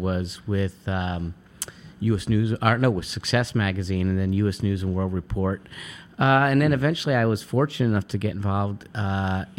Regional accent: Guilderland, New York, United States; moved away as an adult; also born or lived in Oneonta, New York; now in New York City, United States; I grew up in Albany, a town called Gilderland, just outside a suburb of Albany, New York

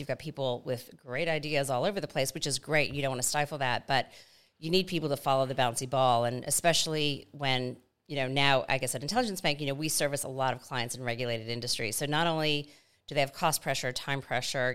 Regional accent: Atlanta, Georgia, United States; moved away as an adult; also born or lived in New York City; now in Australia; grew up in Atlanta, Georgia, in the Deep South

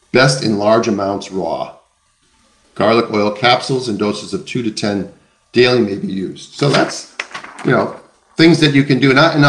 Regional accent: the Land O'Lakes, Minnesota, United States; I come from the Land O'Lakes

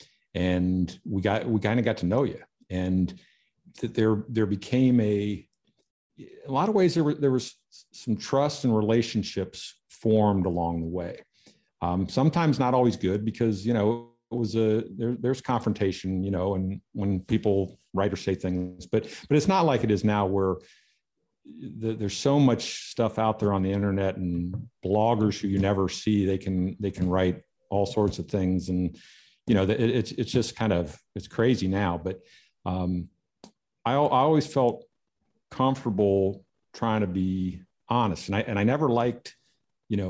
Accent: Kettering, Ohio, United States; I grew up in Dayton, Ohio, a little town called Kettering.

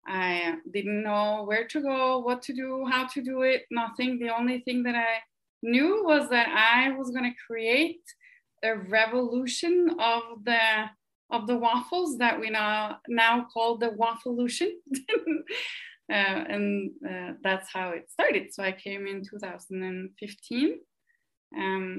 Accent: Norway; moved away as an adult; now in United States; I am originally from Norway, and I came to the US 6 years ago

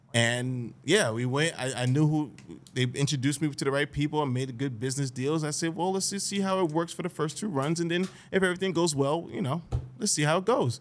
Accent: Greenburgh, New York, United States; I love growing up in Greenberg

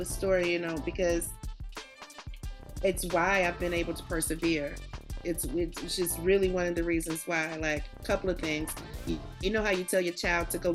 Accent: the South, United States; moved away as an adult; also born or lived in New York; now in Atlanta, United States; I'm from the South

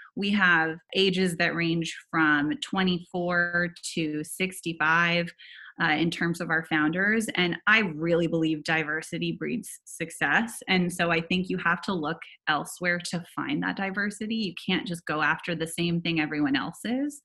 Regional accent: Silicon Valley, California, United States; now in Los Angeles, United States; I grew up in Silicon Valley

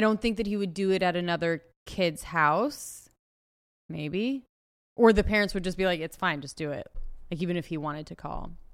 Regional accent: Ojai, California, United States; born or raised there

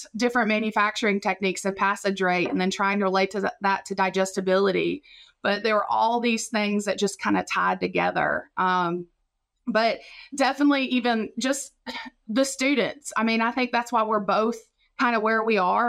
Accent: Raleigh County, West Virginia, United States; moved away as an adult; now in Mississippi, United States; I'm from Raleigh County, West Virginia.

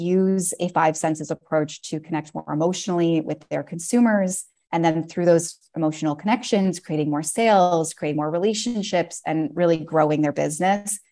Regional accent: Toronto, Ontario, Canada; now in Paris, France; I'm from Toronto originally and now live in Paris, France.

